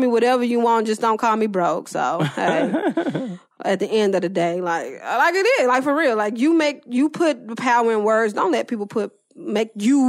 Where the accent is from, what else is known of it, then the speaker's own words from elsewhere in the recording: the South, United States; I'm from the South, so I got a lot of different voices.